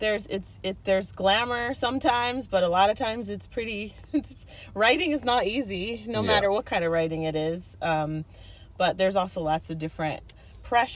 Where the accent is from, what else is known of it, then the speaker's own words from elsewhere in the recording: East Coast, United States; now in Los Angeles, United States; I'm not from Los Angeles. I'm actually from the East Coast, but I live there because that's where my work is